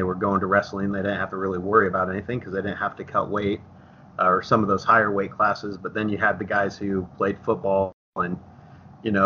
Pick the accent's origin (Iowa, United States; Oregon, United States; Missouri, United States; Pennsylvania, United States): Iowa, United States; Dallas Center; I'm from Dallas Center Grimes, so Dallas Center was tiny